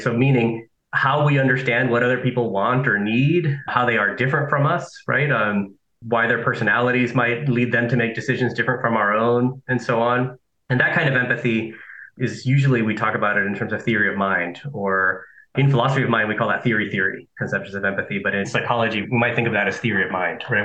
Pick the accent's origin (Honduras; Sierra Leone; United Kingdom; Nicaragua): Nicaragua; also born or lived in Southern California; now in United States; I am an immigrant to the US, right? I'm from Nicaragua, that I lived in Southern California